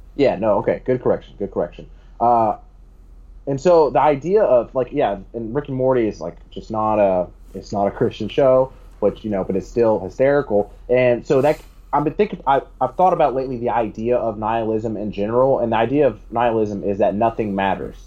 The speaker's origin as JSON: {"language": "English", "country": "United States", "said": "as an American"}